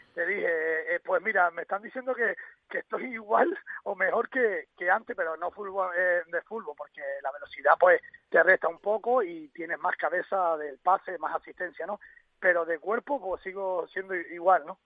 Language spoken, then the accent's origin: Spanish; Corralejo, Canary Islands, Spain; moved away; also born or lived in Valladolid; porque vivieron en Corralejo, en mi pueblo